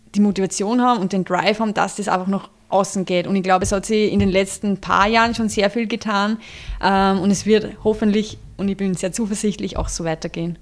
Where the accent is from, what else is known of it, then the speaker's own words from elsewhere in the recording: Traismauer, Lower Austria, Austria; unser Betrieb ist da in Wagram ob der Dreisen, Gemeinde Dresmauer ähm, im Dreisental